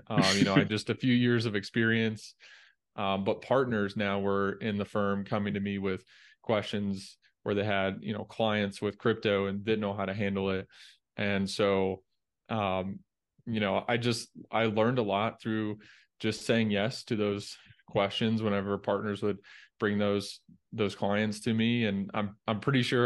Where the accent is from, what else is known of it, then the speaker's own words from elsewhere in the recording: Indiana, United States; moved away as an adult; also born or lived in Dallas; I grew up in Indiana